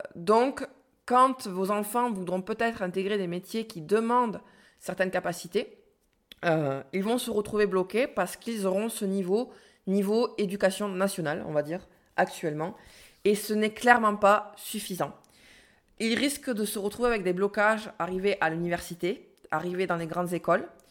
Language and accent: French; France